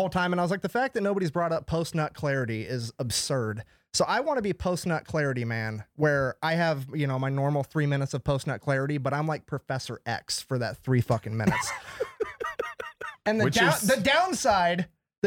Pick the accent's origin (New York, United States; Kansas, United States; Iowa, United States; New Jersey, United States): Iowa, United States; also born or lived in California; I just grew up in Iowa.